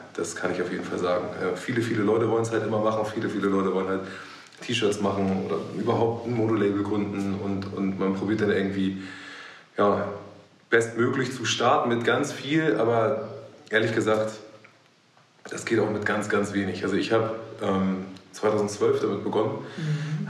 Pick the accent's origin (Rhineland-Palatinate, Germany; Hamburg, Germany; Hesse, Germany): Hamburg, Germany; bin äh, geborener Hamburger